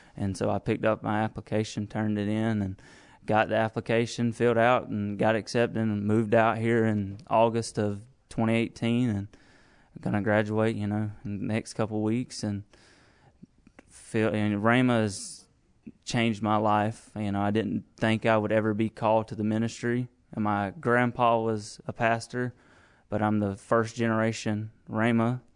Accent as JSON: {"language": "English", "town": "Cairo", "region": "Georgia", "country": "United States", "moved": "as an adult", "said": "I'm originally from Cairo, Georgia"}